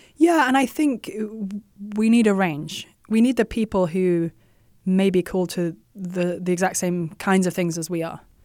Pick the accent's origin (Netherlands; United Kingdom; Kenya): United Kingdom; England; moved away as an adult; now in United States; I was born and raised in England and had no desire or intention to leave my homeland